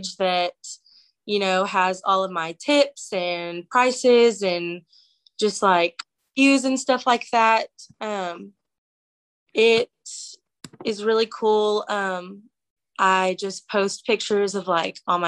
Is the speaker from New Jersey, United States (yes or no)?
no; Northwest Arkansas, United States; I'm from Northwest Arkansas